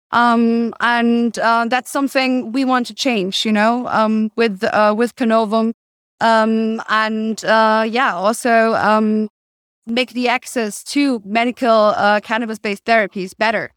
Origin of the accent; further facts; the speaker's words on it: Cologne, North Rhine-Westphalia, Germany; now in Berlin, Germany; I'm personally from Cologne